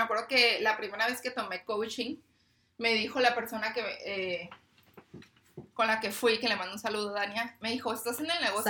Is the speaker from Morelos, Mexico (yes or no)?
no; Tijuana, Baja California, Mexico; yo soy de aquí de Tijuana